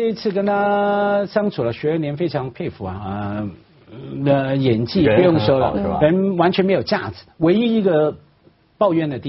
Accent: Hong Kong; 我我一个香港人啊，在大城市长大，我看了也有眼。

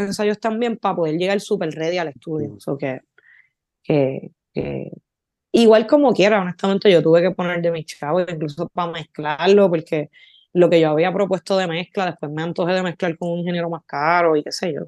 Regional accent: Barceloneta, Puerto Rico; also born or lived in Florida, Puerto Rico; yo me crié en los 90 en Florida y Barceloneta, Puerto Rico

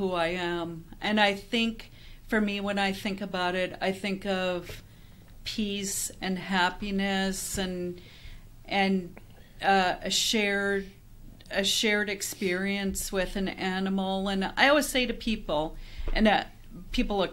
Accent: Canada; moved away as an adult; now in Phoenix, United States; head back up to Canada, because that's where I'm from

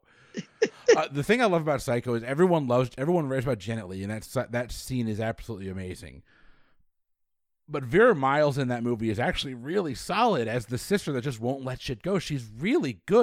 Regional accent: New England, United States; now in Tallahassee, United States; I'm from New England. I grew up religious.

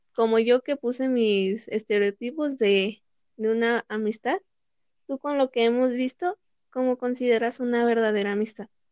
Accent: Pachuca, Hidalgo, Mexico; yo soy de aquí de Pachuca

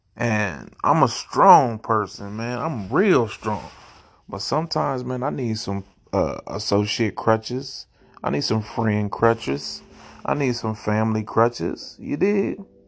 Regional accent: Ohio, United States; also born or lived in St. Louis, Missouri; I'm from Oheezy for Sheezy

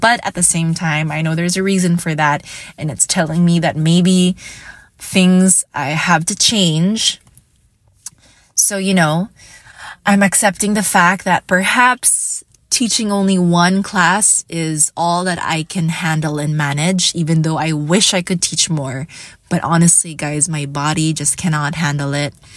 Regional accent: Iloilo City, Western Visayas, Philippines; I am from Iloilo City

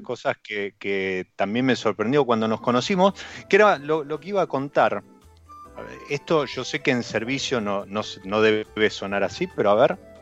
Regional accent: Argentina

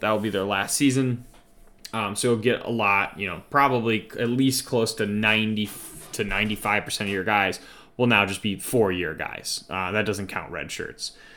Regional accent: Glen Ellyn, Illinois, United States; that's my hometown

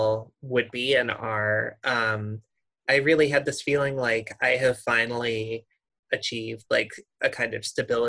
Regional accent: Midwest, United States; I grew up in the Midwest

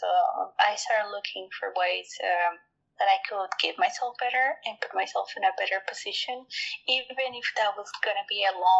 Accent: Mexico; English is a second language; I was born and raised in Mexico, and mm-hmm. then in Mexico I experienced a lot of violence.

